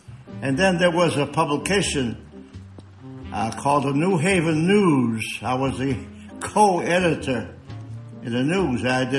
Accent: New Haven, Connecticut, United States; born there; I was born in New Haven, on Worcester Street, where they make pizza.

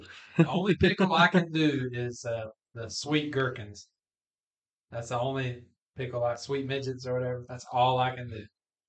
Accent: United States; I'm from Carolina.

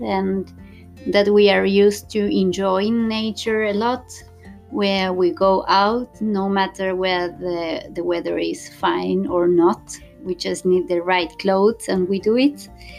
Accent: Argentina; moved away as an adult; now in Gothenburg, Sweden; I am from Argentina, but been living in Gothenburg with my Swedish husband and our daughter that is 2 years old since 2017.

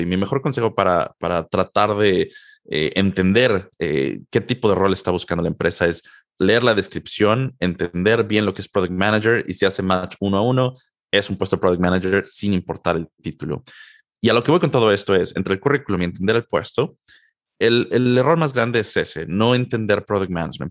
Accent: Mexico City, Mexico; moved away as an adult; also born or lived in Durham, North Carolina, United States / San Jose, California, United States; now in Seattle, United States; Yo soy originario de la Ciudad de México. Nací y crecí en, México prácticamente toda mi vida

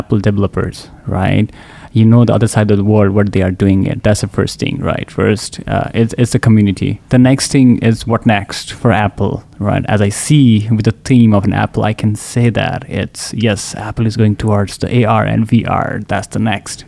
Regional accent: Nepal; moved away as an adult; also born or lived in Bay Area; now in Dallas, United States; I'm from Nepal. I've been here for almost close to 12 years

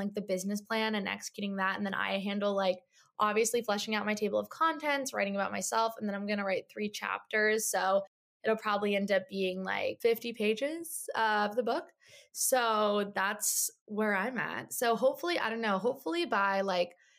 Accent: New Jersey, United States; moved away as an adult; also born or lived in Michigan; now in New York City, United States; I grew up in Jersey.

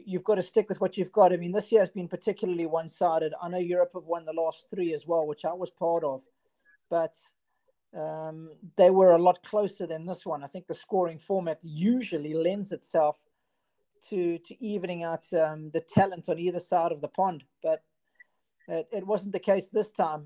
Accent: Durban, KwaZulu-Natal, South Africa; I'm a Durban boy through and through. So yeah, I grew up in Westville in Durban

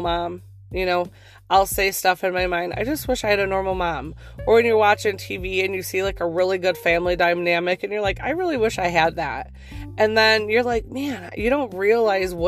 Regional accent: Northeast, United States; I'm from the Northeast when I say pop

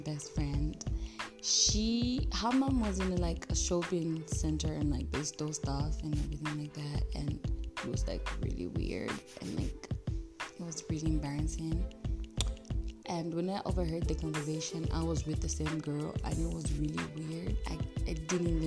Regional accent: Ndola, Copperbelt Province, Zambia; now in North-Western Province, Zambia; I'm in the Northwestern province and my hometown is back in NDL

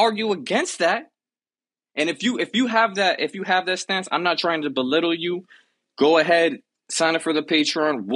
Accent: Miami, Florida, United States; I grew up in Miami

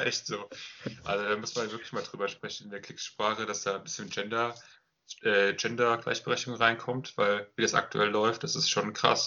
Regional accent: Germany; ich als Deutscher

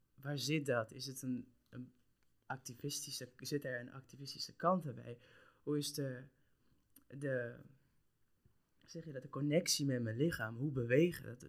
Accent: Curaçao; now in Netherlands; ik kom uit Curaçao

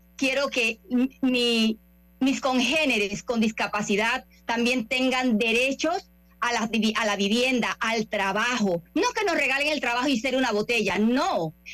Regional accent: Panama; soy panameña

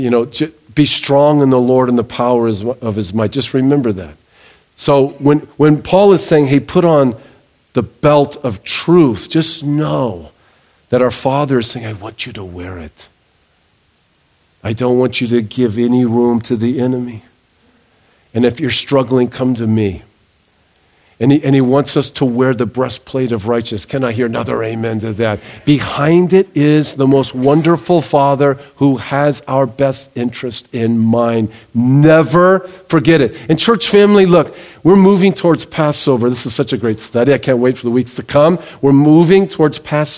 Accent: Southern California, United States; I grew up in Southern California. I grew up near the beach.

